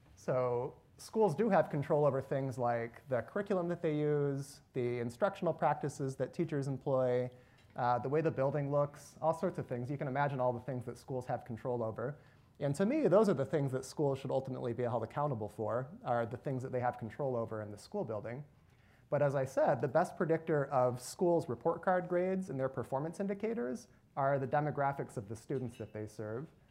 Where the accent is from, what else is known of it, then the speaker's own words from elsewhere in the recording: Northern Michigan, United States; moved away as an adult; also born or lived in Nashville, Tennessee / California; now in Cleveland, United States; I grew up in Northern Michigan